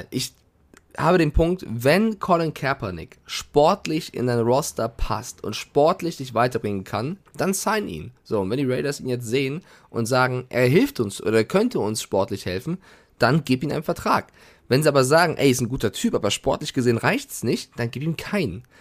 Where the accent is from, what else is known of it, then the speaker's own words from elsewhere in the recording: Frankfurt, Hesse, Germany; Nein, ich als, als Frankfurter sag zu 1000 Taui und nicht Mille